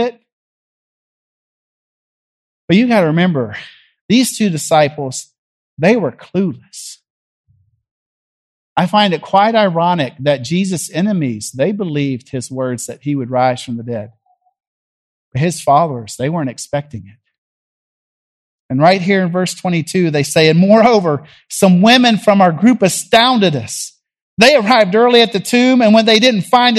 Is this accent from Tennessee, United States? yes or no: yes; Jackson, Tennessee, United States; now in Nashville, United States; I grew up in Jackson, Tennessee